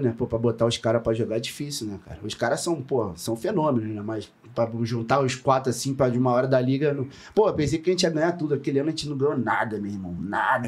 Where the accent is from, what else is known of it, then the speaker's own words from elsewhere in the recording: Rio de Janeiro, Brazil; moved away as an adult; also born or lived in France / Chile / São Paulo; eu sou de Rocha Miranda. Eu, eu, nasci em Rocha Miranda